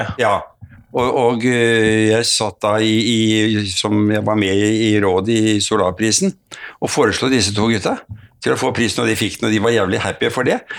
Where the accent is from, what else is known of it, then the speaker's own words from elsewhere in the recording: Oslo, Norway; Født og vokst opp i Oslo